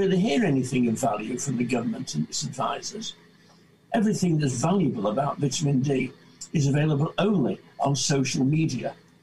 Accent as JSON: {"language": "English", "town": "Salford", "region": "North West England", "country": "United Kingdom", "tie": "born or raised there", "also_born_or_lived": "Manchester / Blackburn / Langho, Ribble Valley", "said": "I was born in Salford in 1943"}